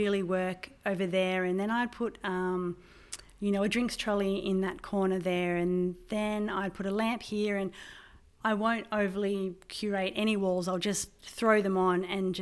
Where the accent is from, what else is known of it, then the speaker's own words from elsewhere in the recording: Crookwell area, New South Wales, Australia; also born or lived in Deniliquin, New South Wales / Hay, New South Wales; I was born in Deniliquin, and we lived on a farm at Berubin between Hay and Deniliquin. And I started school at Hay. And then my family moved about 30 kilometres west of Crookwell